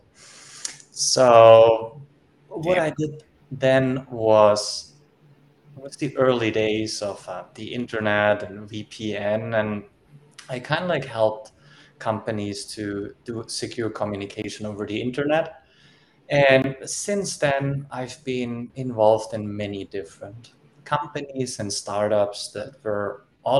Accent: Germany; I was born and raised in Germany

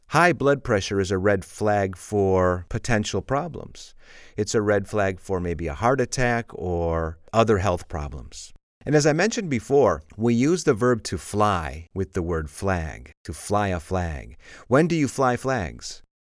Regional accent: Chicago, Illinois, United States; because I'm from the Windy City in Chicago. We have a lot of wind.

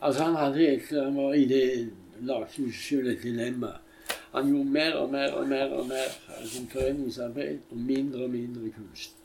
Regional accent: Stavanger, Rogaland, Norway; jeg kom fra Hillevåg

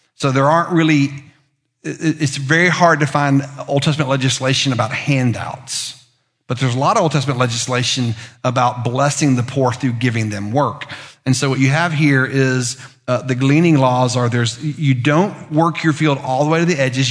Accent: Lookout Mountain, Tennessee, United States; moved away; I'm a teenager from Lookout Mountain, which is like being a teenager from Mountain Brook

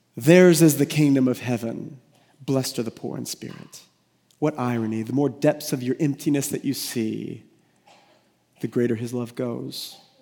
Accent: United States; We're American

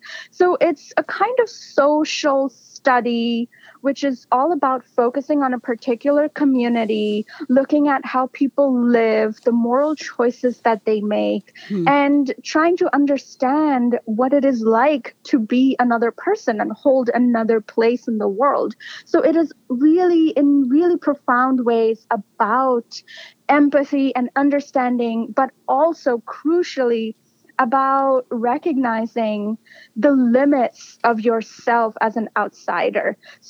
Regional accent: India; I was drawing on what I had observed and learned from growing up in India.

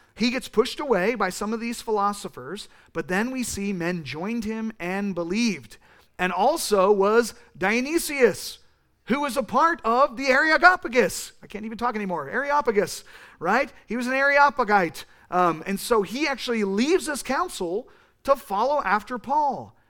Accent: California, United States; I use that voice 'cause I'm from California, and that's how we talk

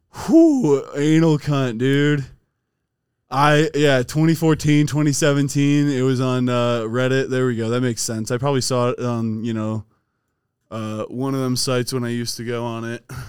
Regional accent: Strongsville, Ohio, United States; born or raised there

